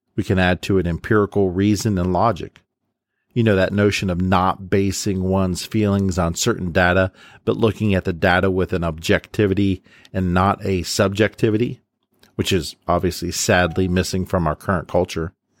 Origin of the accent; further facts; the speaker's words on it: Columbus, Ohio, United States; my hometown of Columbus, Ohio